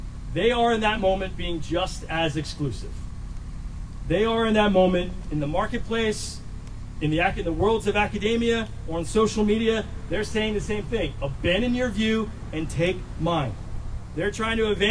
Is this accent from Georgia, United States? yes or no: no; Virginia Beach, Virginia, United States; growing up in Virginia Beach, the military was all around